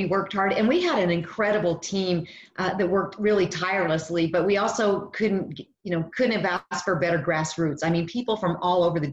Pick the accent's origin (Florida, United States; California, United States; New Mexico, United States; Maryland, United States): New Mexico, United States; I was actually born and raised in New Mexico, and I lived here all my life